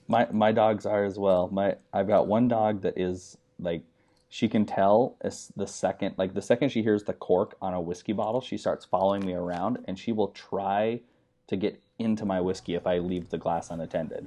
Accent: United States; moved away as an adult; also born or lived in Utah / Wyoming; now in California, United States; I grew up in, I'm from Utah and Wyoming

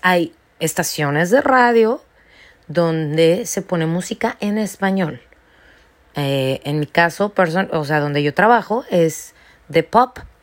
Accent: Mexico; now in United States; yo digo 100% mexicana y muy orgullosa de serlo.

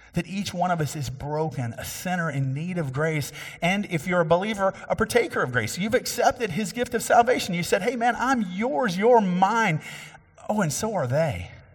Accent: Cassie, Texas, United States; my hometown, which is actually Bill McGee's hometown. And we grew up in a little bit different time there, um, but Ka-, Cassie, Texas

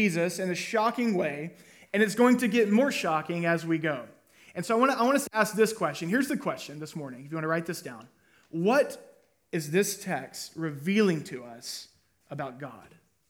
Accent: Hull, Texas, United States; I grew up in a town of about 800 people. How many of you have ever heard of Hull, Texas?

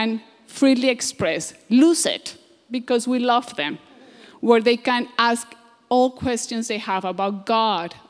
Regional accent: Colombia; moved away; I'm from Colombia.

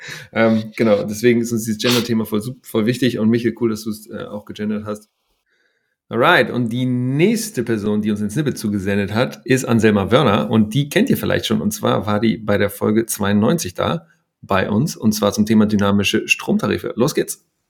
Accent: Hamburg, Germany; ich bin ja in Hamburg aufgewachsen

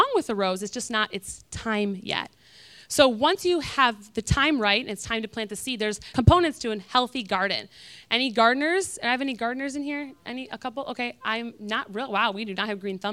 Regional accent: Michigan, United States; now in Florida, United States; I'm from Michigan

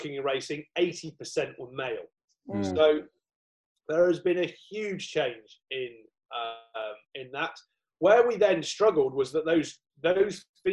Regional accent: Southwell, East Midlands, United Kingdom; where I was brought up near Southwell.

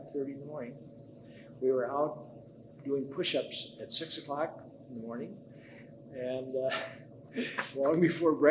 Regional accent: Dubuque, Iowa, United States; moved away as an adult; I was born in Dubuque, Iowa. And I was there until I got my about the first half year of college

